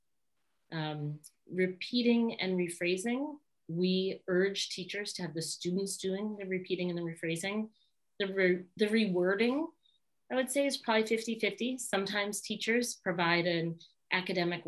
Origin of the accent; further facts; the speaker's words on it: Boston, Massachusetts, United States; we're from Boston, we don't even say the R's